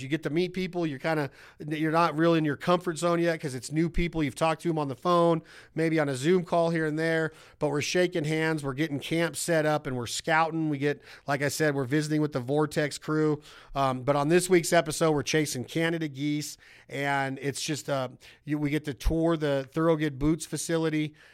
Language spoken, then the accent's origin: English; West Coast, United States; growing up on the West Coast